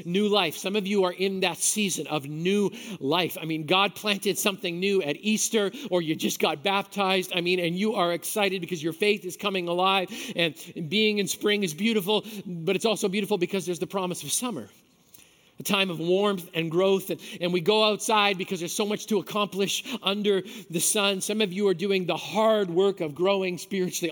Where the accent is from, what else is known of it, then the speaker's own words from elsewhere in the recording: Manitoba, Canada; I grew up in Manitoba